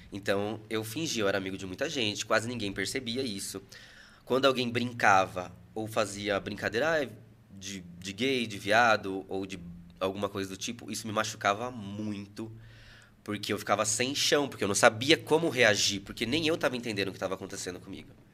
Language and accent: Portuguese; Salto, São Paulo, Brazil; Eu nasci em Salto mesmo